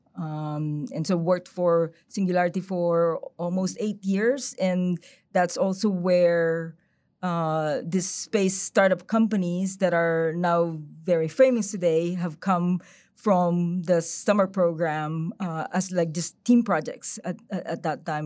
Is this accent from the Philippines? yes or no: yes; Philippines; moved away; I'm originally from the Philippines. I lived there for maybe, like, a third of, of my life